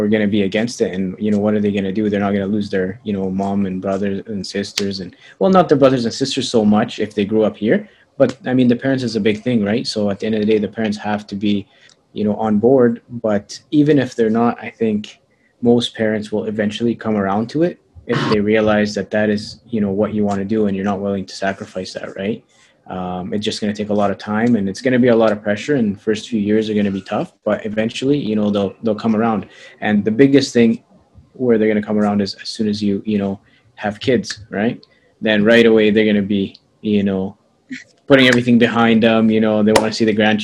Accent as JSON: {"language": "English", "town": "Edmonton", "region": "Alberta", "country": "Canada", "tie": "born or raised there", "said": "I was born here in Edmonton, Alberta, Canada, but my parents are from Egypt"}